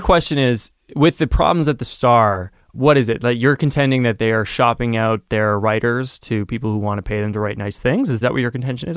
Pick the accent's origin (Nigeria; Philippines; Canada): Canada; as a Canadian